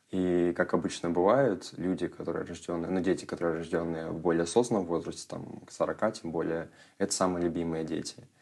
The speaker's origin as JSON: {"language": "Russian", "region": "Irkutsk Oblast", "country": "Russia", "said": "Я переехал из Иркутской области. Байкал видел?"}